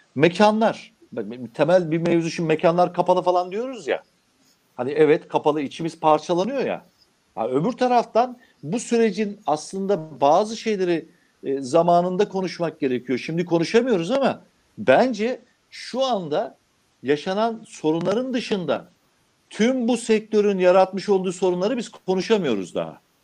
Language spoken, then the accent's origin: Turkish; Anamur, Mersin, Turkey; Şimdi benim olduğum kasaba memleketim Anamur